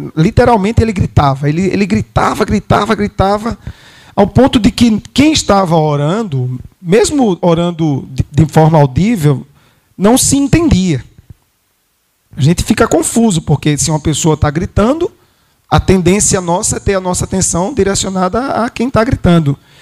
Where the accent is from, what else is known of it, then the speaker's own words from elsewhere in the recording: Brazil; nós somos brasileiros